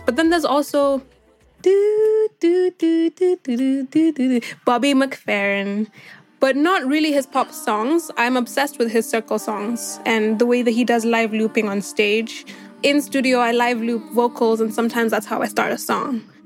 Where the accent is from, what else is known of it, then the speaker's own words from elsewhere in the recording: Kenya; I'm a Kenyan making music means that I'm a Kenyan musician